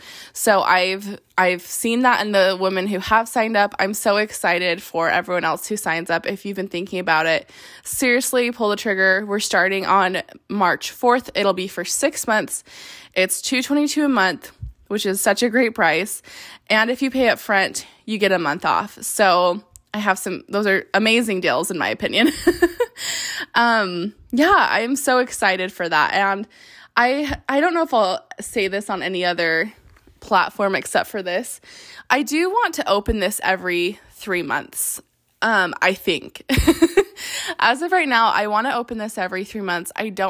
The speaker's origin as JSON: {"language": "English", "town": "Salt Lake City", "region": "Utah", "country": "United States", "lives_now": "Las Vegas, United States", "said": "I'm in Vegas and I'm from Salt Lake."}